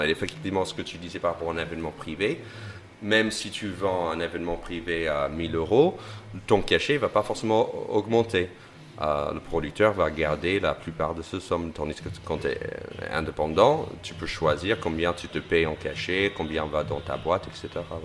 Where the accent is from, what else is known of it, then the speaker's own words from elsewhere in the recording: United States; French is a second language; moved away as an adult; now in France; être un Américain, euh, un Américain qui débarque en France